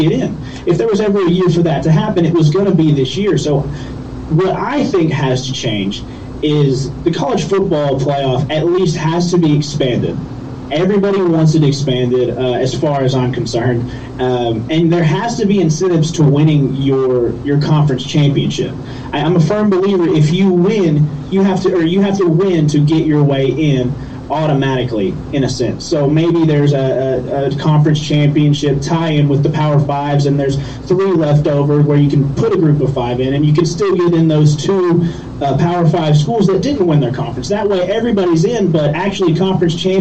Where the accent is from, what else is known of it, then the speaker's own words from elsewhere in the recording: Tennessee, United States; I'm from Tennessee, and college football is kind of king here